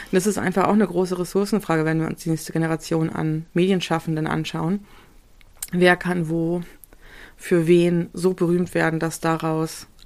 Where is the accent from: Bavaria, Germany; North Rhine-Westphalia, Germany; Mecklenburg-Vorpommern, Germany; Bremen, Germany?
Bremen, Germany; ich bin halt in Bremen zur Schule gegangen, als der PISA-Test war auf die Kornstraße.